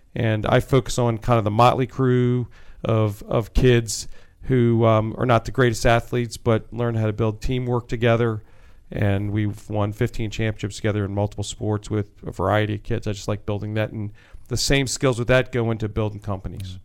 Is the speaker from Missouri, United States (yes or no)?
no; Wheaton, Maryland, United States; I grew up in Wheaton, Maryland